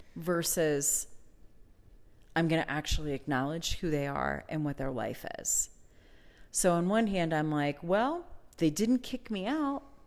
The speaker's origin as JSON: {"language": "English", "region": "Pennsylvania", "country": "United States", "tie": "born or raised there", "moved": "yes", "said": "the place that I grew up in Pennsylvania"}